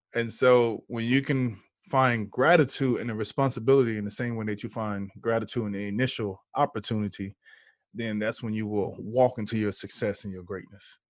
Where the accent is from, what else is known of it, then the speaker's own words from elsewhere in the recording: Houston, Texas, United States; now in San Diego, United States; I'm in San Diego, but I'm from Houston